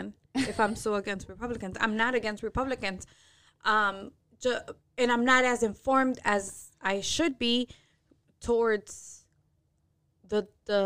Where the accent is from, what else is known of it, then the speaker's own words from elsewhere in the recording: United States; also born or lived in Mexico; I was born in Mexico. I was a year old when I came to America